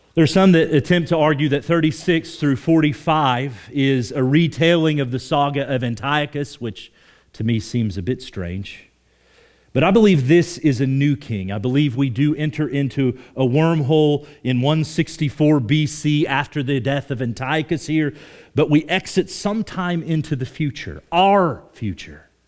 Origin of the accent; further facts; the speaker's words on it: Oklahoma, United States; moved away; I grew up in Oklahoma